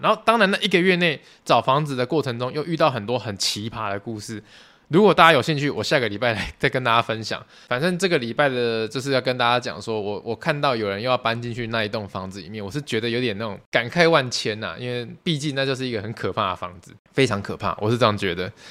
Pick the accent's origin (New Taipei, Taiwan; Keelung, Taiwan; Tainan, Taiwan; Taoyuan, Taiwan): Tainan, Taiwan; 我是台南人